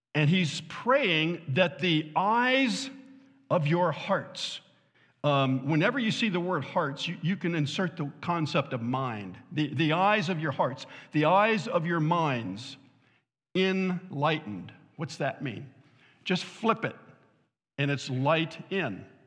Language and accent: English; Southern California, United States; now in Fort Wayne, United States; I was born and raised in Southern California